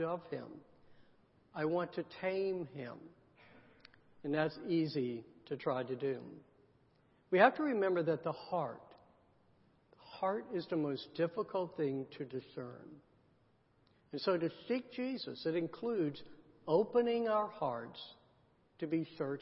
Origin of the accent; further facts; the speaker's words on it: the South, United States; I grew up in the South